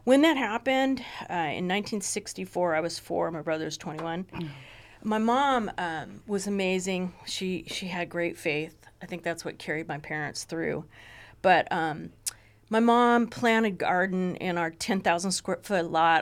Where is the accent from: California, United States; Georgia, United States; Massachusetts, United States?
California, United States; Ojai; I grew up in Ojai